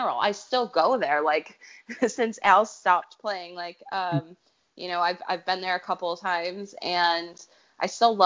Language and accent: English; United States; moved away as an adult; now in England; I'm American